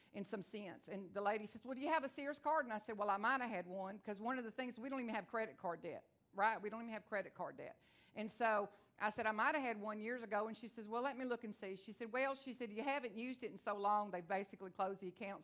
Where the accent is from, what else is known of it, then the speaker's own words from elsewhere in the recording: Onalaska, Texas, United States; I am from Texas. I talk real fast